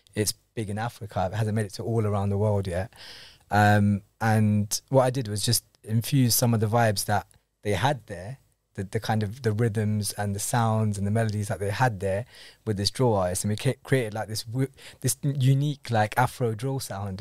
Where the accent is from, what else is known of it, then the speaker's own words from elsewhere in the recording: London, United Kingdom; I'm born in London, but um, I'm actually Kenyan Indian. Both of my parents are born in Kenya